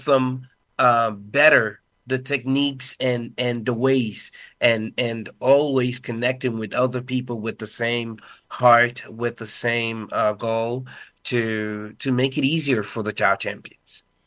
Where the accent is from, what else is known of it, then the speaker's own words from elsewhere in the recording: Dominican Republic; first language Spanish; English is a second language; I grew up being a Spanish speaker